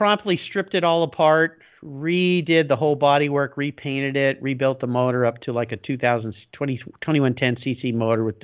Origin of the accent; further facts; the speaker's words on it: La Jolla, California, United States; I grew up in La Jolla, California, which is a little north of San Diego, really nice little beach community